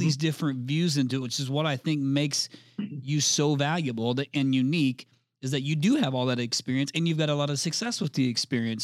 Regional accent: Indianapolis, Indiana, United States; I'm from the Indianapolis market

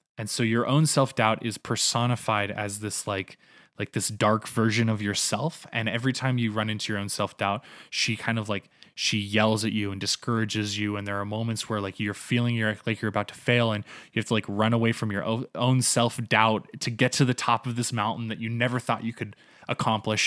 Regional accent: North Carolina, United States; moved away as an adult; also born or lived in Canada; now in Calgary, Canada; growing up in North Carolina

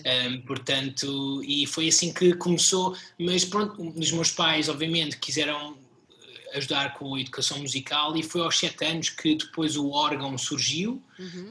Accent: Portugal; nós enquanto portugueses

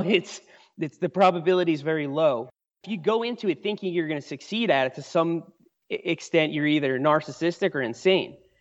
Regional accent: New York, United States; moved away as an adult; now in Asheville, North Carolina, United States; I grew up in New York. That's where I spent most of my life till I was in my mid-twenties.

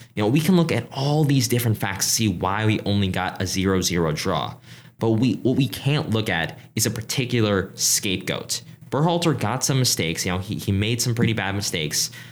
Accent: Philippines; I'm from the Philippines

